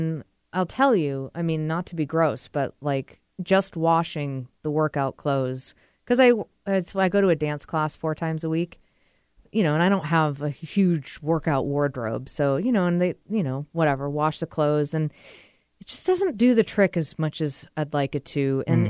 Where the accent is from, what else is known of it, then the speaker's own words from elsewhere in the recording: Boston, Massachusetts, United States; moved away; I'm from the Boston area